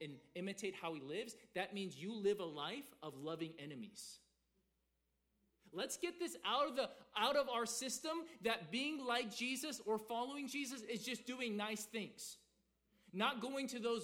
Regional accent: the South, United States; growing up in the South, being a good church boy till I was 15

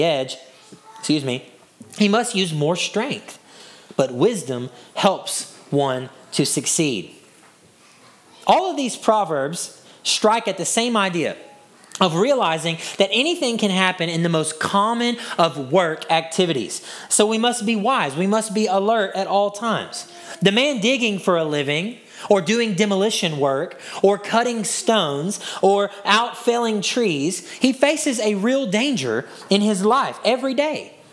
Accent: Hudson, Texas, United States; my hometown, Hudson, Texas.

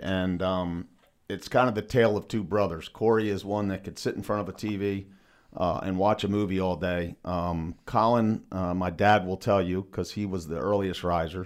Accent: New Market, Maryland, United States; we grew up in Newmarket, right, we're, we're maybe three quarters of a mile from the high school

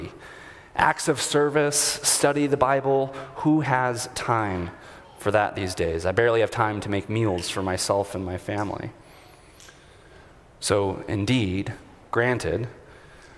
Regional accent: United States; As comfortable American Anglicans

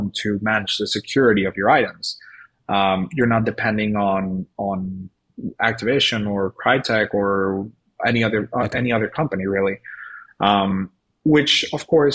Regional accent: Venezuela; moved away; I'm originally from Venezuela

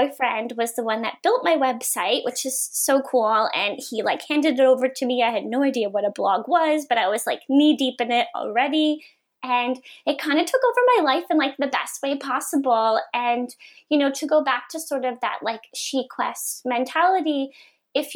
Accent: Sydney Mines, Nova Scotia, Canada; moved away as an adult; also born or lived in Halifax; I grew up in Cape Breton in a, you know, tiny little town of Sydney Mines

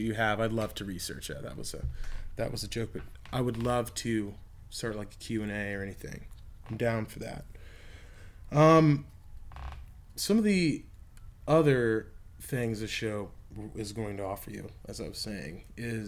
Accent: Texas, United States; look at Texas. It's where my home state

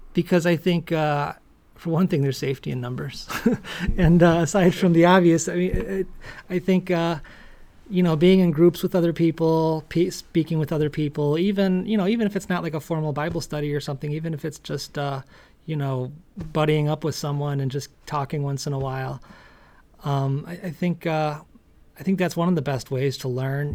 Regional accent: Parma, Ohio, United States; I was born and raised in Parma, Ohio in a blizzard in 1973.

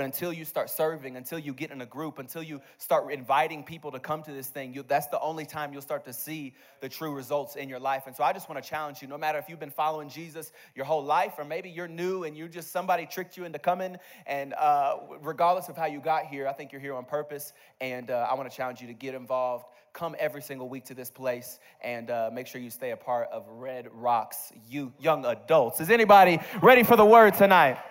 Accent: Bowling Green, Kentucky, United States; I grew up in Bowling Green, Kentucky

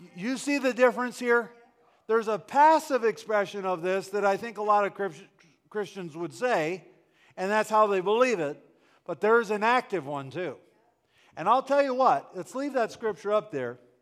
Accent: Wisconsin, United States; I grew up in Wisconsin

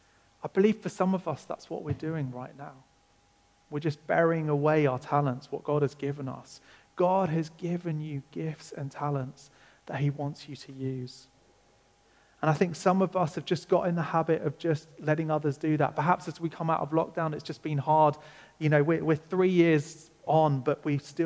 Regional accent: England, United Kingdom; I'm English, so I'm going to call it

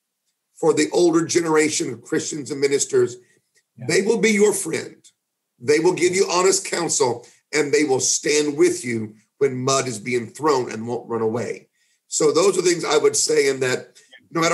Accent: United States; also born or lived in Florida / Great Britain

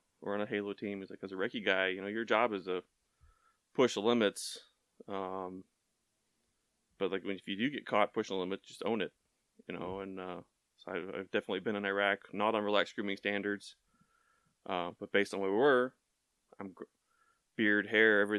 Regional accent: Tomball, Texas, United States; moved away; growing up in Tomball, you know, back 20 plus years, it was a more rural town

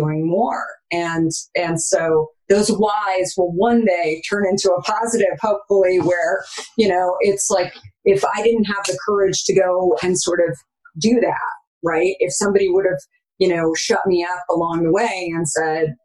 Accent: Arizona, United States; I grew up in Arizona

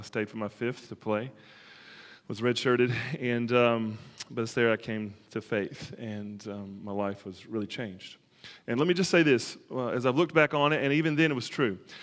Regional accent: Alabama, United States; I grew up in Alabama

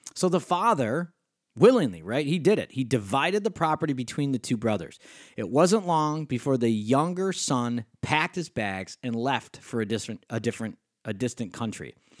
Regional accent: Rochester, New York, United States; accent: Western New York State; I grew up in Rochester, New York

